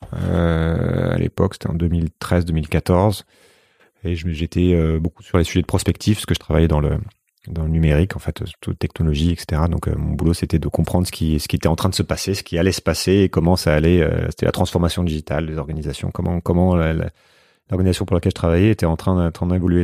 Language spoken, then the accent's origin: French; France